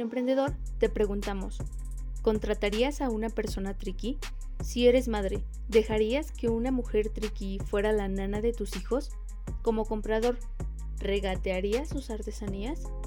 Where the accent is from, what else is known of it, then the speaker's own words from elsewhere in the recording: Mexico; nuestro México mágico